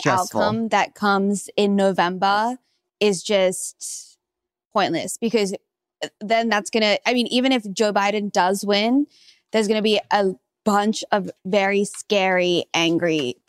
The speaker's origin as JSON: {"language": "English", "country": "Australia", "said": "I'm from Australia"}